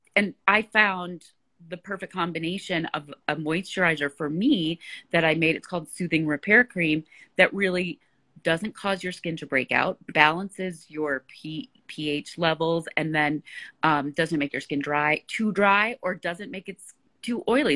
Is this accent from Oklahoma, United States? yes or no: no; Chicago, Illinois, United States; moved away; And you're in Chicago, my hometown